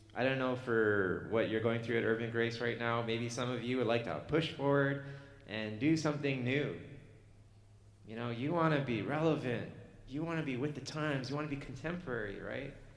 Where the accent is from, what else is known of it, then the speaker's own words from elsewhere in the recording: Canada; I'm Canadian